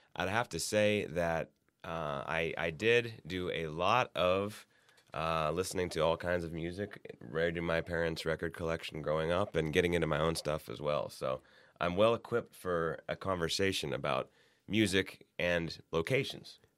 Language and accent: English; Youngstown, Ohio, United States; I grew up in Youngstown, Ohio